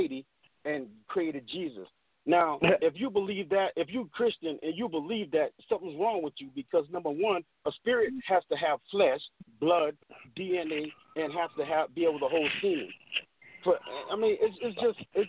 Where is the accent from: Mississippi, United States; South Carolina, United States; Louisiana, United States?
South Carolina, United States; Beaufort; I grew up in Gullah, so which is an African community in Beaufort, South Carolina